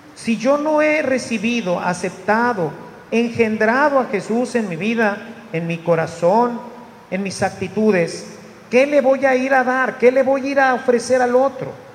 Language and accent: Spanish; Monterrey, Nuevo León, Mexico; yo era bien mal habladote, como todo regio